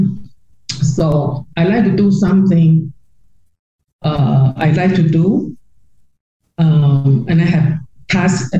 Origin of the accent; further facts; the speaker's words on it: Taiwan; also born or lived in Orlando; now in Canada; I'm from Taiwan, I'm used to a lot of people